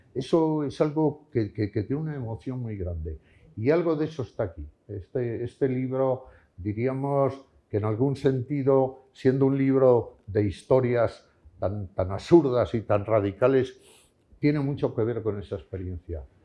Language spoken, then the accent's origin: Spanish; León, Castile and León, Spain; moved away; also born or lived in Madrid; aquí en mi pueblo